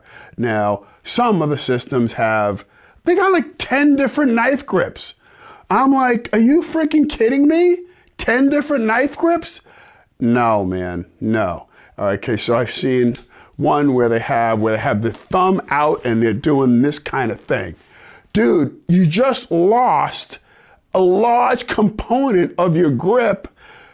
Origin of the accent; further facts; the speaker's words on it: New York City, New York, United States; growing up in New York City, black guy, Italian side of town, back in the 60s